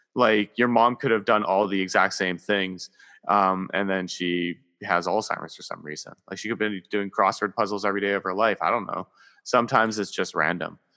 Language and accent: English; Canada; I am Canadian